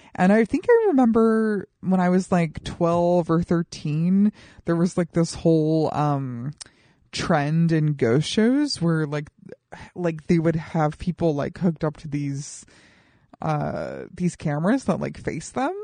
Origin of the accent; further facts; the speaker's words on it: Colorado Springs, Colorado, United States; my hometown of Colorado Springs, Colorado